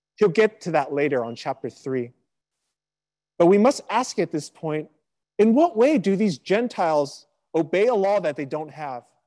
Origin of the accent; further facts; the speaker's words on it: Sacramento, California, United States; also born or lived in Riverside, California; my hometown back in Sacramento